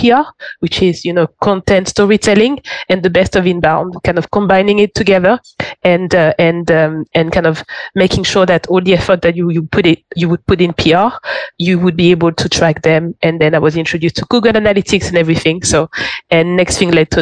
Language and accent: English; Paris, Île-de-France, France; English is a second language; moved away as an adult; also born or lived in London / Barcelona; I'm French. So it all started off back home. So I grew up in Paris